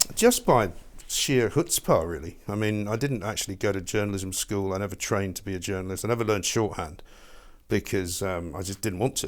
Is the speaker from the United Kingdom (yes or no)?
yes; England, United Kingdom; accent: English; moved away as an adult; also born or lived in New York, United States; my English accent